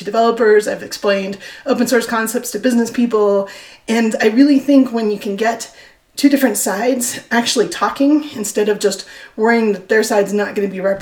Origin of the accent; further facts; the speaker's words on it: United States